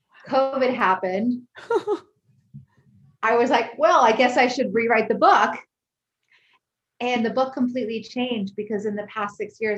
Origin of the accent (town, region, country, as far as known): Connecticut, United States; now in California, United States